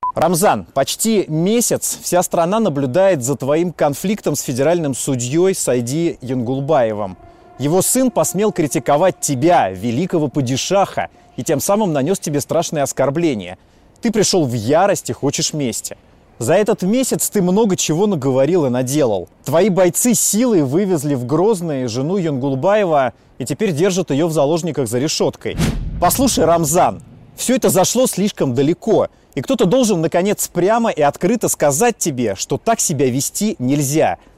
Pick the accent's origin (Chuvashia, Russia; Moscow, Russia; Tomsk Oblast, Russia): Moscow, Russia; я родился и вырос в Москве